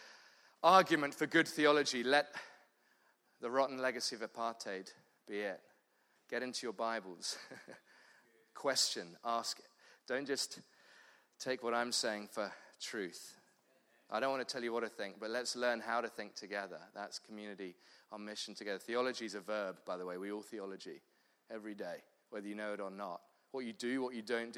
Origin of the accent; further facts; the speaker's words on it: London, United Kingdom; moved away as an adult; now in Cape Town, South Africa; I'm from London originally, southeast London